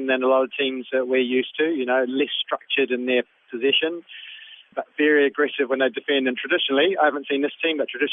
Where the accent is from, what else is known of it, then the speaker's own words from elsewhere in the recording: New Zealand; my nationality, being a New Zealander